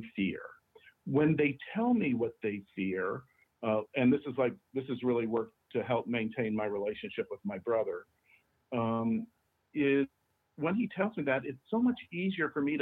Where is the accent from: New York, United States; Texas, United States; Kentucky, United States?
New York, United States; New York City; as a New Yorker